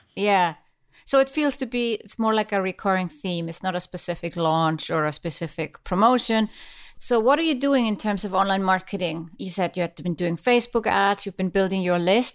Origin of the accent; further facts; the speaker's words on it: Iceland; I come from Iceland and, uh, we used to be a fishing nation